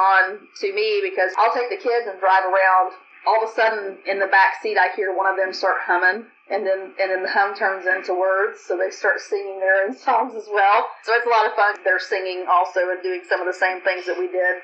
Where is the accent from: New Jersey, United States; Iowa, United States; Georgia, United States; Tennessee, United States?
Tennessee, United States; as a young child growing up in Tennessee, down home, was raised to believe in Christ